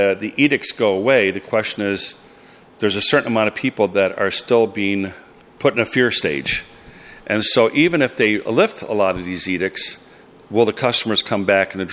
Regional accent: United States; I'm an American

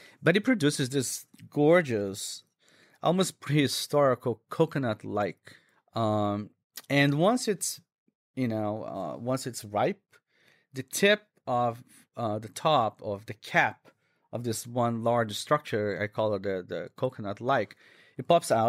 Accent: Minas Gerais, Brazil; English is a second language; it's typical from my home state. I come from Minas Gerais, which is a state southwest of Rio. It's in the mountains.

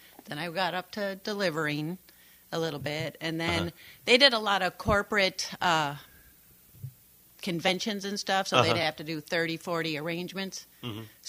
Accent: Toledo, Ohio, United States; I grew up in Toledo, Ohio.

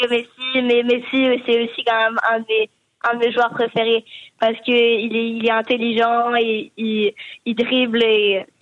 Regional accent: France; je suis français

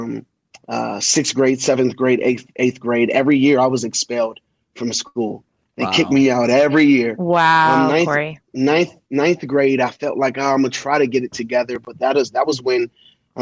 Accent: Colorado Springs, Colorado, United States; also born or lived in Washington, D.C.; I was born in Washington, D.C., and at the age of 5 months old, my father went to jail for attempted murder. At six, my mom married a guy who was in the military from D.C., and he got stationed out here in Colorado

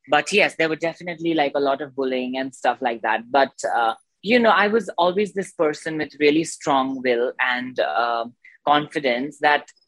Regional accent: Darjeeling, West Bengal, India; I was born in Darjeeling, obviously, and uh, I did my schooling there. And um, so I'm from a very, like, you know, um, um, spiritual family, let's say that, and a religious family

